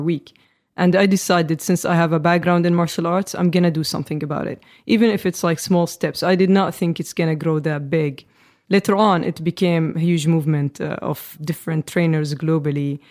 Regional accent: Amman, Amman Governorate, Jordan; I grew up in Jordan, the Middle East

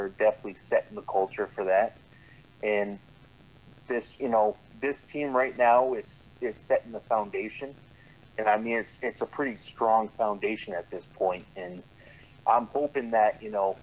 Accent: Connecticut, United States; growing up in Connecticut

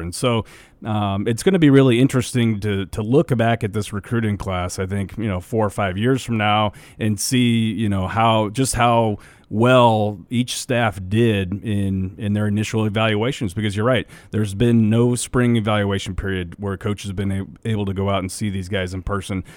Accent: Nebraska, United States; we grew up in Nebraska

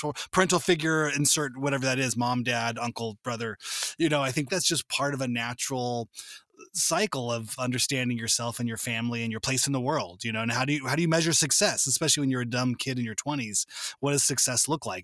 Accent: suburbs of LA, Southern California, United States; I grew up in Southern California, just in the suburbs

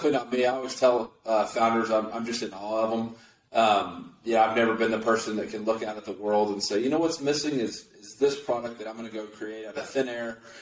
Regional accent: West Texas, United States; also born or lived in Austin, Texas; I started off growing up in a small town out in West Texas

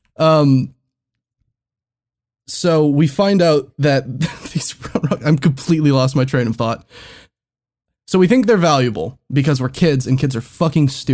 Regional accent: United States; We're fucking American

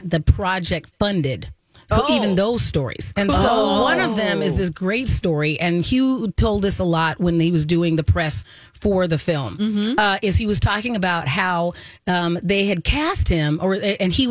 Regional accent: Southwest, United States; I grew up in the Southwest

